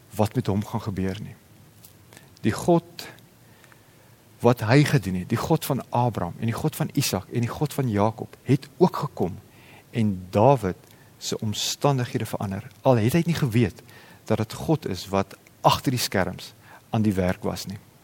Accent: South Africa

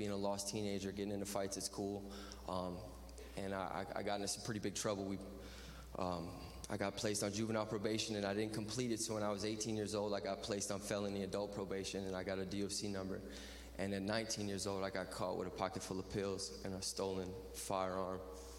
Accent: Lafayette, Louisiana, United States; I'm 30 years old. I'm from Lafayette, Louisiana. That's way at the bottom of the boot, about 30 miles north of the Gulf of Mexico.

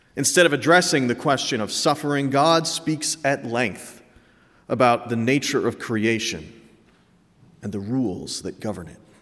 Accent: New England, United States; I'm from New England

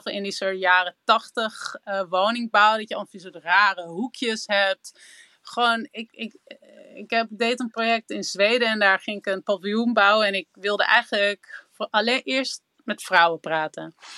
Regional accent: Amsterdam, North Holland, Netherlands; Ik ben opgegroeid in Amsterdam

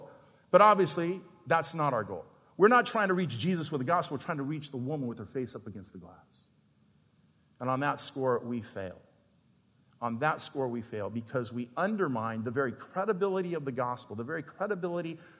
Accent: Phoenix, Arizona, United States; I worked, graduated from there to wash dishes at the Phoenix Playboy Club when I was 13

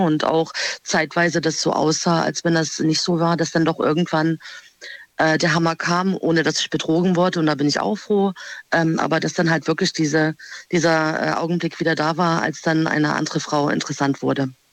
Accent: Freiburg, Baden-Württemberg, Germany; Aus Freiburg.

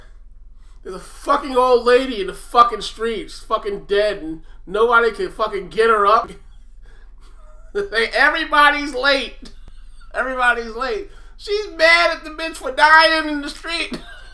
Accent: New Jersey, United States; now in Pennsylvania, United States; I grew up in Jersey, and then I went back to Pennsylvania.

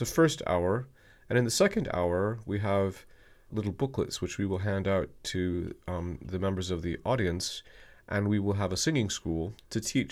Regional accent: the mountains of Western Virginia, United States; moved away; also born or lived in American South; I come from the mountains of Western Virginia

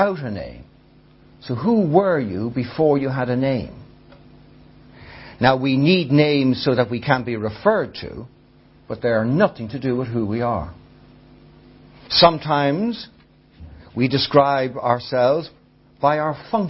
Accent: Ireland; I experience life as an Irish, tall, male, reasonably intelligent

